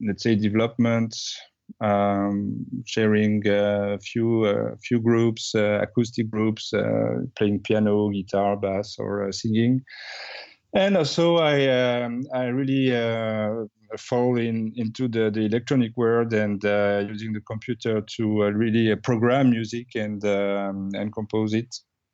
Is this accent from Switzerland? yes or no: no; Bordeaux, Nouvelle-Aquitaine, France; Well, I grew up in Bordeaux, France, where I did my music learning.